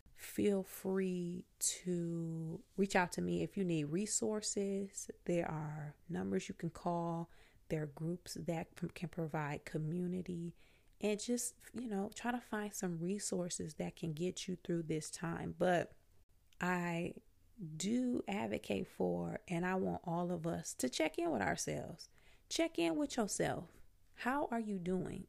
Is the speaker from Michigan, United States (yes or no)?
yes; Flint, Michigan, United States; moved away as an adult; also born or lived in Virginia / Washington, D.C. / New York; I'm from Flint, Michigan. I left Flint right after high school